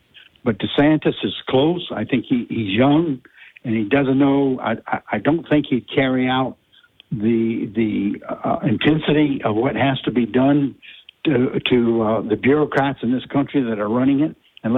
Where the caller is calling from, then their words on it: Abbeville, Louisiana, United States; I'm calling from Abbeville.